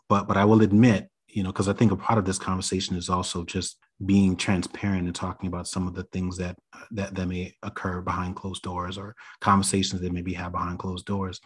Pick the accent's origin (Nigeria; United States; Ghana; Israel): United States; New York City, New York; I grew up in New York City